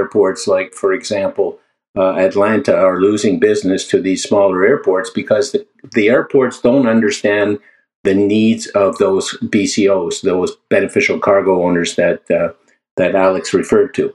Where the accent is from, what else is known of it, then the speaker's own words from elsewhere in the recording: Canada; I am a Canadian